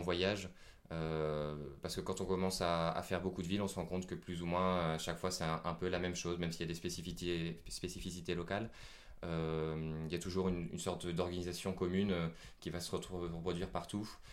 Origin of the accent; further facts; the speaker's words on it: France; je suis français